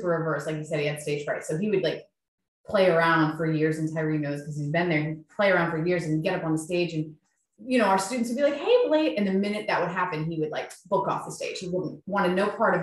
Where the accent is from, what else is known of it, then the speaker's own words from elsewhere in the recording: Columbia, South Carolina, United States; we're from Columbia, South Carolina